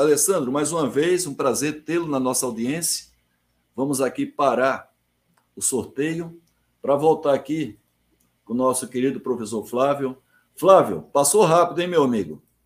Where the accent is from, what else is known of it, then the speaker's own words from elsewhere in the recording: Alagoa Nova, Paraíba, Brazil; also born or lived in João Pessoa; eu sou de Alagoa Nova, no interior da Paraíba, fui para João Pessoa com 12 anos